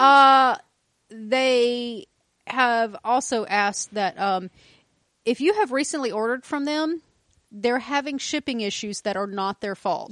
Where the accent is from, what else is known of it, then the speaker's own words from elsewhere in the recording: the South, United States; We are from the South